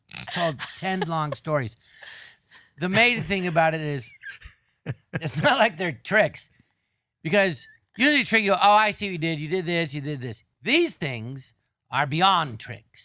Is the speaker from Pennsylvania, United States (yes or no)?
no; Tarzana, California, United States; I grew up in Tarzan, and there was an empty lot next door